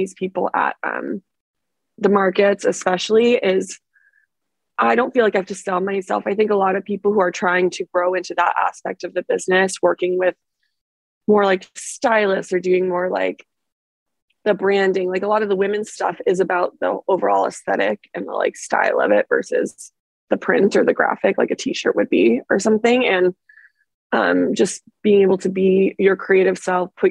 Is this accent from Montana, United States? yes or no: yes; Montana, United States; born or raised there; now in Los Angeles, United States